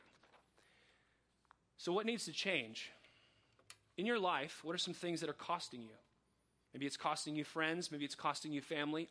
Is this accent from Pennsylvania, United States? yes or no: no; Coachella Valley, California, United States; also born or lived in Riverside, California; I was adopted when I was two by Mike and Sandy Sprankle. I was the youngest of three kids, and I grew up in the Coachella Valley